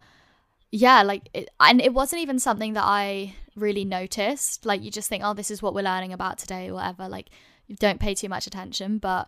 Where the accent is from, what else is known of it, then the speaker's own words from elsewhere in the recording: London, United Kingdom; I'm lucky that I grew up in London, and most like I've been to multicultural schools